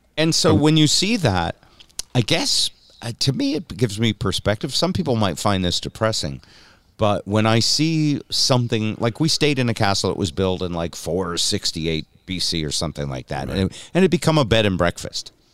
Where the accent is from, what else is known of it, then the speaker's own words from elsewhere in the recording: New England, United States; I'm from New England